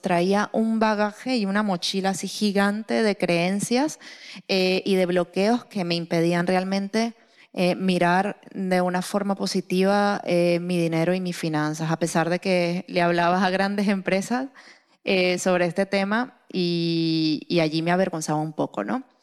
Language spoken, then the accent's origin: Spanish; Venezuela; soy venezolana